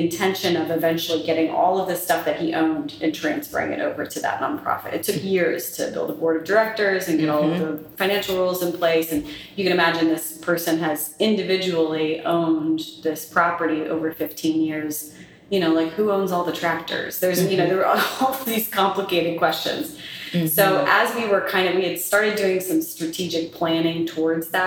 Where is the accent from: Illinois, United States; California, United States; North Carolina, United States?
North Carolina, United States; moved away as an adult; also born or lived in Colorado; now in Louisiana, United States; I'm originally from North Carolina, you know, grew up in the South and grew up around history and history museums.